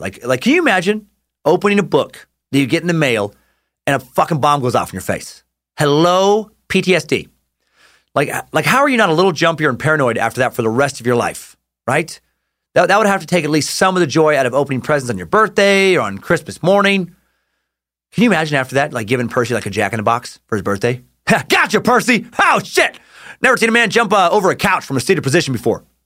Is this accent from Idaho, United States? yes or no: yes; Riggins, Idaho, United States; my hometown of Riggins